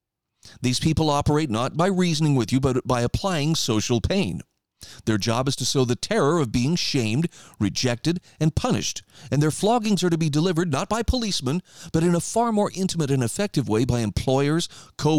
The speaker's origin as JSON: {"language": "English", "region": "Idaho", "country": "United States", "said": "my home state of Idaho."}